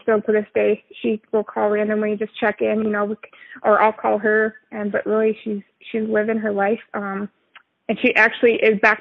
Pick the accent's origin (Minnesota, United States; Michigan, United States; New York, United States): Minnesota, United States; moved away as an adult; also born or lived in Texas; relocate from Texas to Minnesota, which is my home state